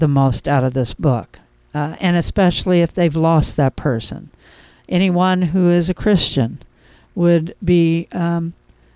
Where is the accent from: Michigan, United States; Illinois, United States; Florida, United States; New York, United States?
Illinois, United States; Cairo; also born or lived in Charleston / Murphysboro, Illinois; I grew up in Caro during my early years